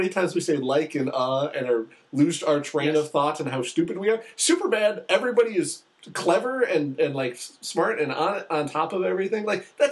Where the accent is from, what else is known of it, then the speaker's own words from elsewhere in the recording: Michigan, United States; my hometown, and it is exactly what our hometown was like